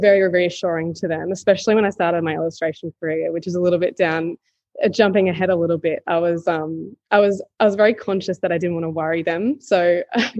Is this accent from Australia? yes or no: yes; Newcastle, New South Wales, Australia; also born or lived in Sydney; I grew up in Newcastle, which is like a regional town in New South Wales.